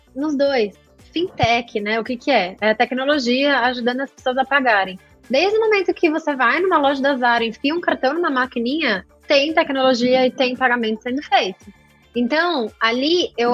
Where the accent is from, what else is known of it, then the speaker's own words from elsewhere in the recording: Brazil; eu, sendo brasileira